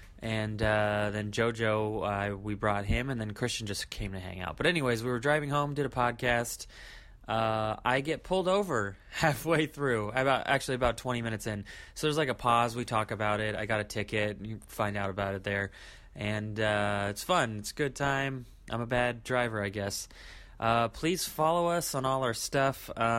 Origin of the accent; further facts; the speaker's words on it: Sacramento, California, United States; Local Sacramento comic. Also, we're all from Sacramento.